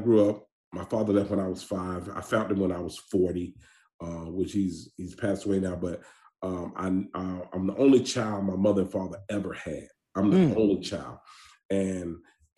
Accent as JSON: {"language": "English", "town": "Atlanta", "region": "Georgia", "country": "United States", "tie": "born or raised there", "said": "I'm from Atlanta, Georgia. I'm from an area called The Bluff. Anybody know about Atlanta, they know about The Bluff. A little dude made a little movie called Snow in the Bluff. I know you probably heard of it. I am from that area. And, man, I go through that now very fast because it's no joke, which I was raised there"}